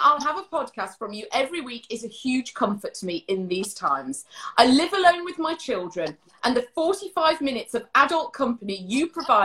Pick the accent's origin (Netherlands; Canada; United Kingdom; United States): United Kingdom; Leicester, East Midlands; I was born in Leicester